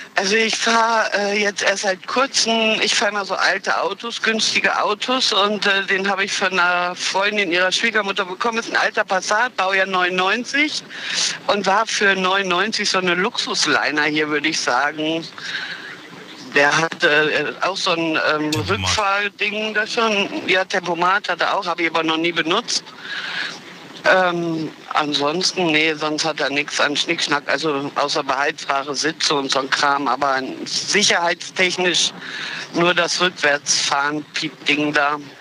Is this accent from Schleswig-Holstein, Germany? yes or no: no; Olpe, North Rhine-Westphalia, Germany; Äh, Sauerland-Olpe. Und ich pendel jeden Tag einmal Olpe-Köln.